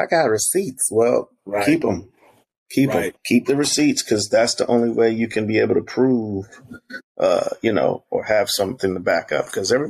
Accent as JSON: {"language": "English", "region": "South Carolina", "country": "United States", "tie": "born or raised there", "said": "I grew up in South Carolina partially."}